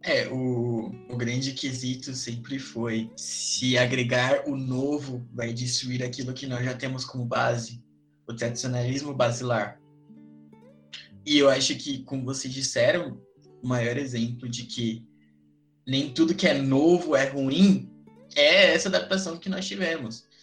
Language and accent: Portuguese; São Paulo, Brazil; Eu venho de São Paulo